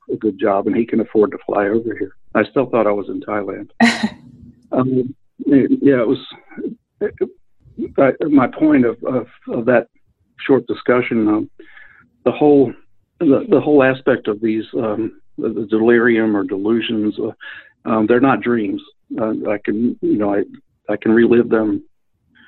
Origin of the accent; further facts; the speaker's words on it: Wilmington, Delaware, United States; moved away as an adult; also born or lived in Alabama; now in Syracuse, United States; I'm originally from Wilmington, Delaware, and moved to Alabama when I was 18 with my parents